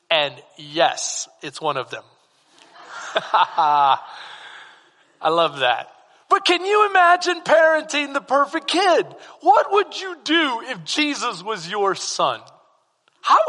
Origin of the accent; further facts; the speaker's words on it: San Antonio, Texas, United States; moved away; I'm from SA. I'm from San Antonio.